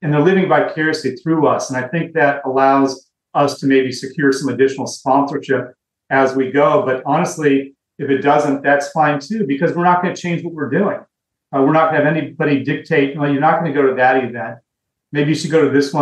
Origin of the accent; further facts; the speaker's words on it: Los Angeles, California, United States; We're both from Los Angeles, you know, kind of grew up on the Dodgers